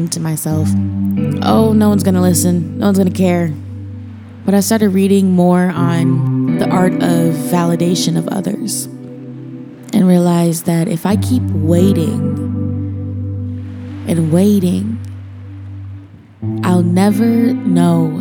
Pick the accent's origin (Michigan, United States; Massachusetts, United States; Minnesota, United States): Minnesota, United States; moved away as an adult; now in Portland, United States; I'm from Minnesota